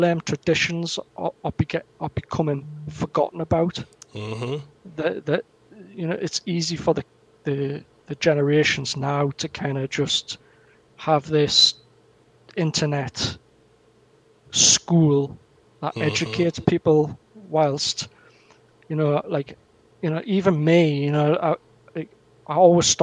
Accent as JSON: {"language": "English", "area": "the Northeast", "region": "North East England", "country": "United Kingdom", "tie": "born or raised there", "said": "my hometown where I am in the Northeast. We've got so much heritage here"}